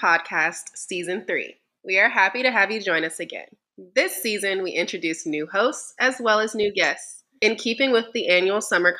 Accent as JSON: {"language": "English", "town": "Atlanta", "region": "Georgia", "country": "United States", "tie": "born or raised there", "said": "I was born and raised in Atlanta, Georgia."}